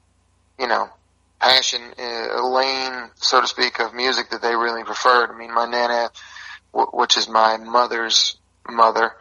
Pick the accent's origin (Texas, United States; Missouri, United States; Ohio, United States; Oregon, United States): Texas, United States; moved away as an adult; also born or lived in Mount Juliet, Tennessee; now in Nashville, United States; I'm a Texan at heart, but currently living in Nashville